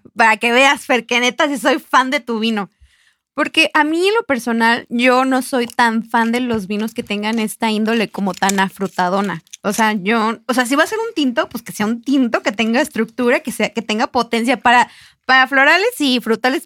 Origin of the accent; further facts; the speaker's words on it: Mexico; este mes tan importante para nosotros como mexicanos